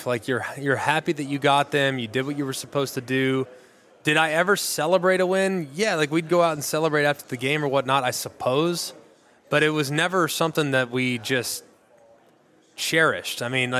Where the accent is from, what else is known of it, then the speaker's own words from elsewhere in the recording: Southlake, Texas, United States; Growing up in Southlake, Texas, we did have access to a golf course in our neighborhood